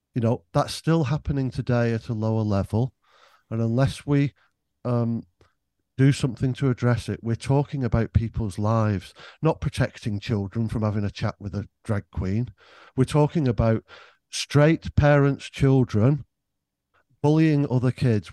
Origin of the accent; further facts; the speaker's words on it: Greater Manchester, North West England, United Kingdom; I was brought up in Greater Manchester